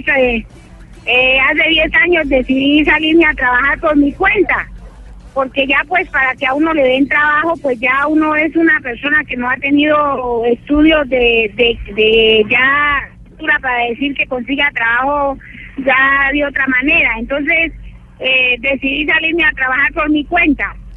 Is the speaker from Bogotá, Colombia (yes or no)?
no; Cali, Valle del Cauca, Colombia; moved away; yo llevo 30 años aquí pero yo no soy de acá, yo, yo trabajo para conseguir un pasaje precisamente de pronto para irme ya para mi tierra que es Cali